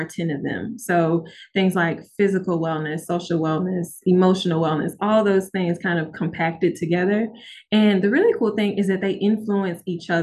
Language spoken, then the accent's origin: English; Memphis, Tennessee, United States; now in Oxford, United States; I'm from Memphis